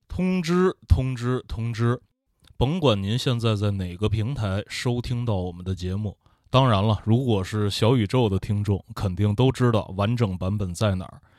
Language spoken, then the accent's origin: Chinese; Tianjin, China; moved away; 因为我在天津嘛，小时候